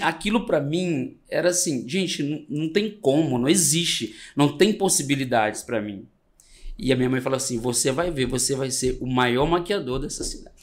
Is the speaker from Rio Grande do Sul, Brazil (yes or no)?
no; Minas Gerais, Brazil; also born or lived in Espírito Santo; Eu venho de uma família muito simples, do interior do Espírito Santo, já divisa com Minas. Eu sou mineiro